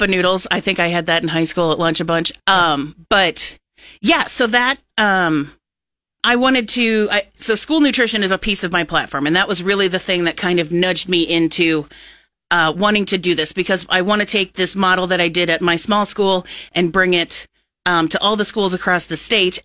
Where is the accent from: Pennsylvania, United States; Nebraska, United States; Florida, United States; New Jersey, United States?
Nebraska, United States; Plattsmouth; I've been a resident of Cass County my whole life. I grew up in Plattsmouth.